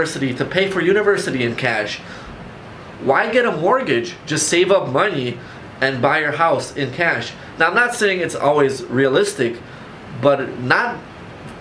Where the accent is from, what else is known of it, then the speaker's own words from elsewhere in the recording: Poland; now in Chicago, United States; I was born in Poland, I came to Chicago